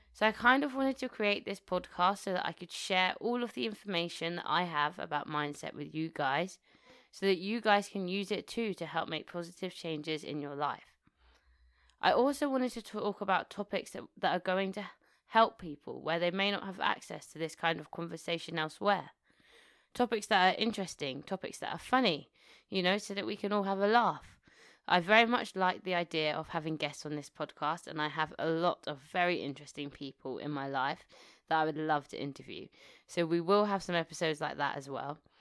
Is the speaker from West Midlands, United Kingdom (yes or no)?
no; New Malden, London, United Kingdom; also born or lived in Tooting, London; So I was born in Tooting, Southwest London, and then we shortly afterwards moved to, moved to New Malden, where I spent the majority of my life, twenty years of my life.